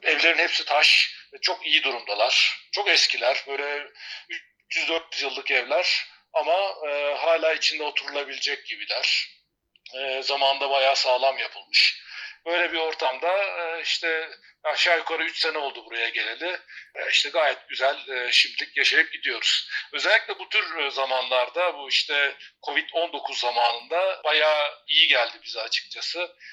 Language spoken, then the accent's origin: Turkish; Turkey; moved away as an adult; also born or lived in Taurus Mountains, Turkey; now in Spain